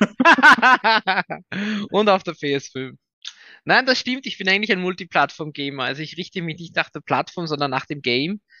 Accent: Vienna, Austria; ich bin aus Wien, äh, bin in Wien und hier ja, auch stationiert

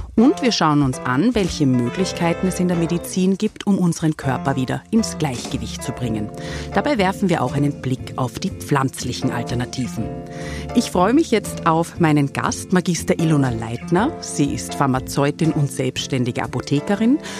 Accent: Austria; bei uns in Österreich

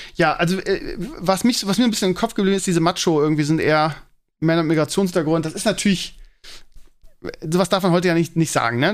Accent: Bremen, Germany; als ich ganz klein war, bin ich ja in Bremen-Walle groß geworden

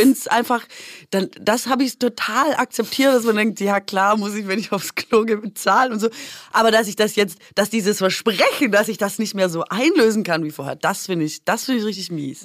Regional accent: Swabia, Baden-Württemberg, Germany; als Schwäbin

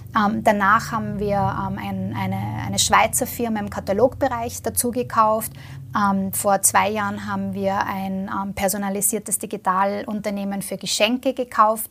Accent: Vienna, Austria; ich komme selber aus Wien, ja, also ich, ich arbeite quasi auch am Land

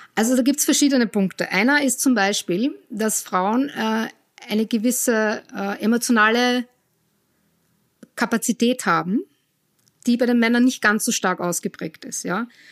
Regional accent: Austria; moved away as an adult; also born or lived in Cologne, Germany / United States; ich komme ursprünglich aus Österreich, in der Nähe von Wien bin ich aufgewachsen

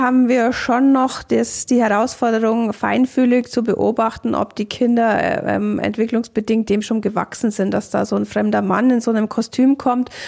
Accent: Germany; hier bei uns in Deutschland

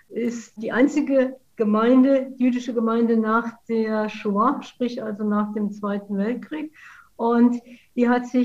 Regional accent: Saarlouis, Saarland, Germany; Ich komme aus Saarlouis, bin Saarländerin, ein Saarlouier Mädchen

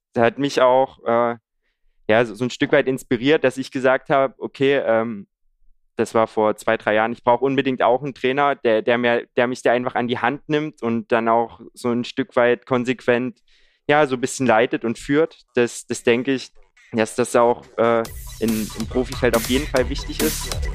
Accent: Haselbachtal, Saxony, Germany; moved away as an adult; now in Leipzig, Germany; Ich bin jetzt 23 Jahre alt, komme gebürtig aus der Region um Kamenz, äh, Lessingstadt auch

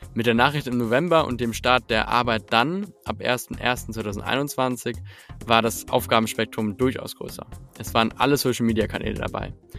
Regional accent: Hamburg, Germany; als Hamburger Junge habe ich die Werte des Erbaren Kaufmanns mitbekommen

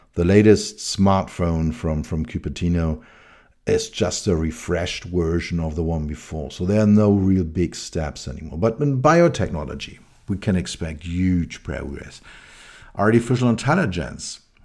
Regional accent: Berlin, Germany; I grew up in West Berlin.

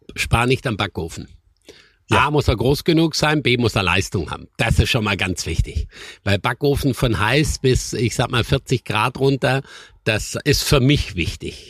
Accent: Schramberg, Baden-Württemberg, Germany; now in Sylt, Germany; ich komme aus dem Schwarzwald und ich war immer ein Kind der Hügel und der Berge

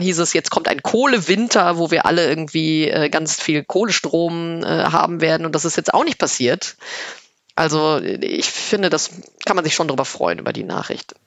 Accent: Rhineland, Germany; now in Berlin, Germany; als Rheinländerin

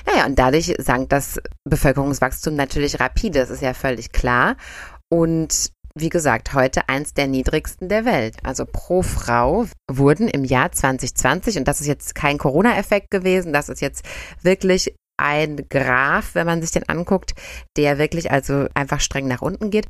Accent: Germany; bei uns in Deutschland

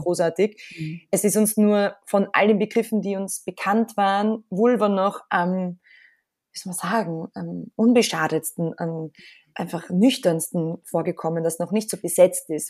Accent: Austria; Ich bin selber aufgewachsen in Österreich

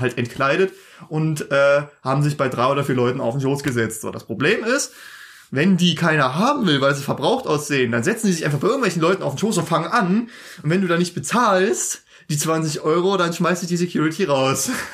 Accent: Germany; uns als Deutsche

